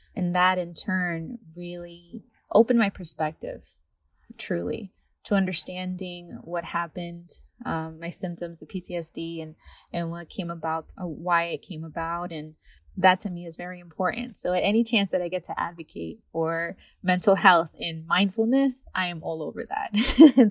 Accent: Rhode Island, United States; moved away as an adult; also born or lived in California; I'm originally from Rhode Island

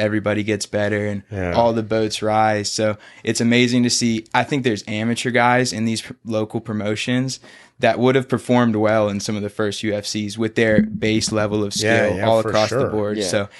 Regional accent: Pace, Florida, United States; I grew up here. I went to the beach. Like, I am from Pensacola. I'm from Pace.

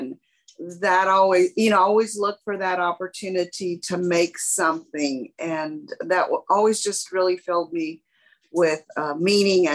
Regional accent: San Antonio, Texas, United States; as a child growing up in San Antonio, Hispanic

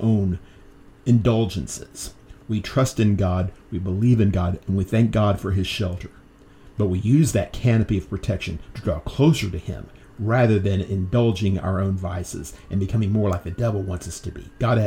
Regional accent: United States; maybe being American

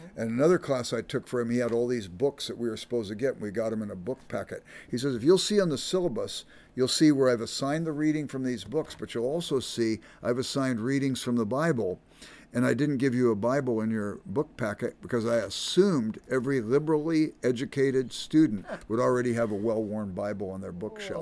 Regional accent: Los Angeles, California, United States; I grew up in South Central Los Angeles.

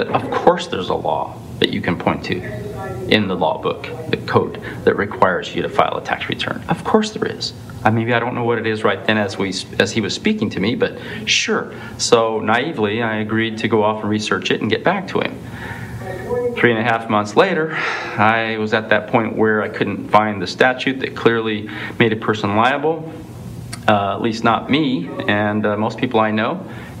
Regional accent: Canada; Not really, because I'm Canadian.

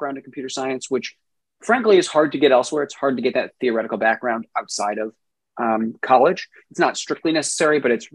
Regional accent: South Orange, New Jersey, United States; moved away as an adult; also born or lived in Brooklyn, New York / Rhode Island; now in California, United States; I grew up in New Jersey in a town called South Orange

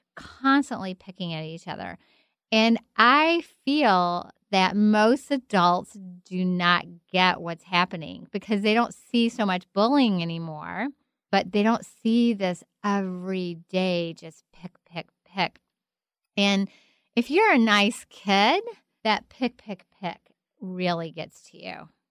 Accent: Kentucky, United States; I'm from Kentucky. I grew up in a very sheltered home

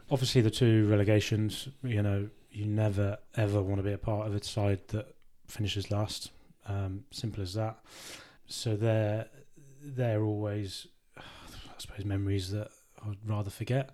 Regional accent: Worcester, West Midlands, United Kingdom; it was my hometown club

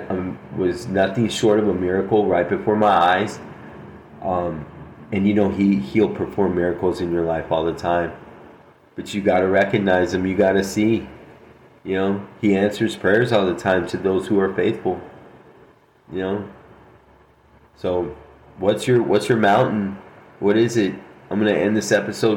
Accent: Albuquerque, New Mexico, United States; Albuquerque, New Mexico, my hometown

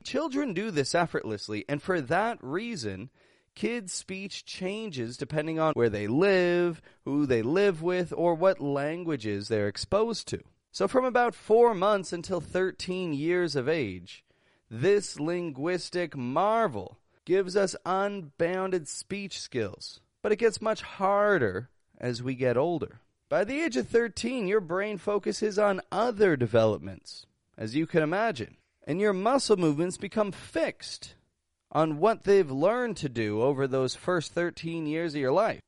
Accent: Toronto, Ontario, Canada; I'm an American accent coach from Toronto, Canada

